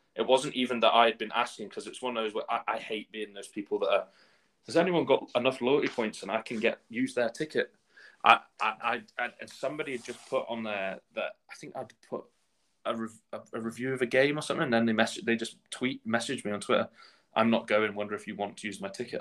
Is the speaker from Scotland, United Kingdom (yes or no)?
no; Shrewsbury, West Midlands, United Kingdom; moved away as an adult; now in Edinburgh, United Kingdom; my hometown team, Shrewsbury